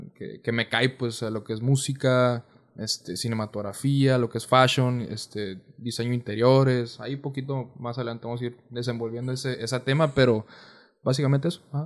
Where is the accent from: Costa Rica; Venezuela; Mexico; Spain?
Mexico; Mexicali, Baja California; soy de Mexicali, tengo 21 años.